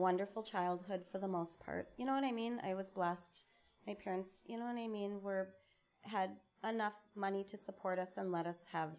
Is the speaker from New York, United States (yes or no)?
no; Burnsville, Minnesota, United States; I grew up in Burnsville. I am the youngest of three. I had two older brothers, Billy and John. My parents moved around a lot.